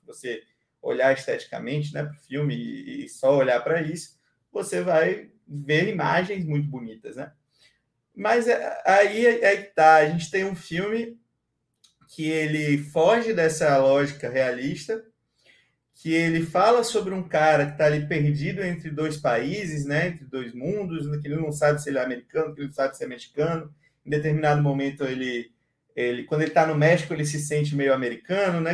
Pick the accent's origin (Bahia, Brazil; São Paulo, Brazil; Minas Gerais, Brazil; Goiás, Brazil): Bahia, Brazil; sou baiano com muito orgulho